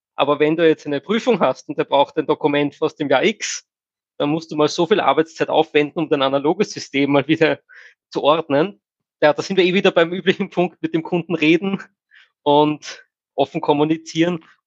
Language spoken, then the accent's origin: German; Austria; bei uns in Österreich